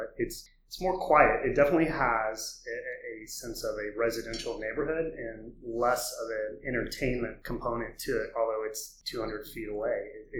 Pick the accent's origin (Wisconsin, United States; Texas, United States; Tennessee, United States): Texas, United States; Austin; I grew up in Austin, so I'm the rainbow unicorn in the city.